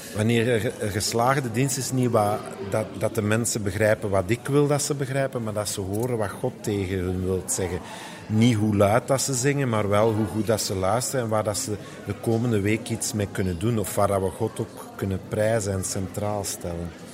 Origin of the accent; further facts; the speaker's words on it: Flanders, Belgium; bij ons in Vlaanderen in de evangelische kerk